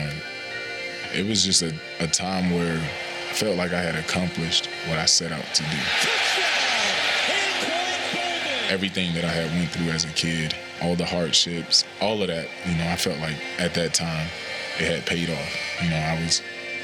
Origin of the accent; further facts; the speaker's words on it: Pahokee, Florida, United States; my hometown, Pahokee, Florida, small town right on Lake Okeechobee